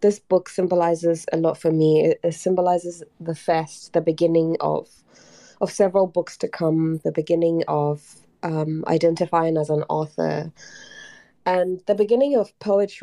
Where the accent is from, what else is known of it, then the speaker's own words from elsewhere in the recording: Ghana; I talk a lot about my identity as a Black woman, as an artist, as a poet, as a Ghanaian